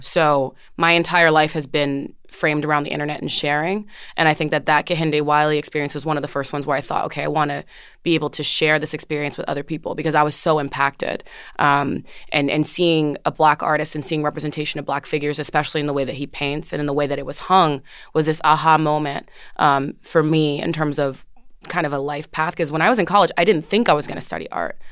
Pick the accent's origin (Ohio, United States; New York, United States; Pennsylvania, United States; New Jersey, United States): New Jersey, United States; Orange; I grew up in Jersey, in Orange, New Jersey, um, which is fifteen minutes outside of Newark, New Jersey